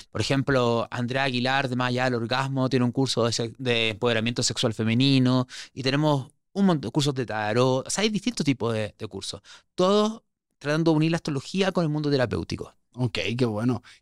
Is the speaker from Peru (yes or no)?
no; Santiago, Santiago Metropolitan Region, Chile; moved away; Sí, sí, sí que no se me nota el acento? ¿Cuántas veces me vas a decir po dentro de todo? No, no, yo ya ocho años fuera de Chile lo tengo neutralizadísimo